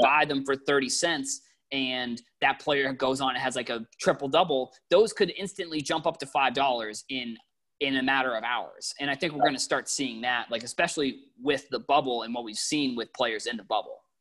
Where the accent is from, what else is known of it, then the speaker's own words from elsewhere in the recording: Boston, Massachusetts, United States; I'm I'm from Boston